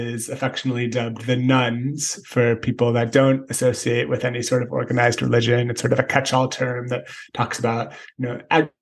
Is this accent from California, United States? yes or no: yes; San Francisco, California, United States; I grew up in San Francisco